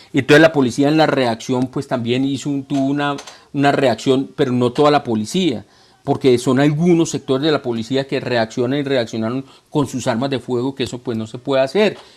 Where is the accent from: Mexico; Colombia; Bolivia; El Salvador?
Colombia; de hombre colombiano que soy, porque yo amo a mi tierra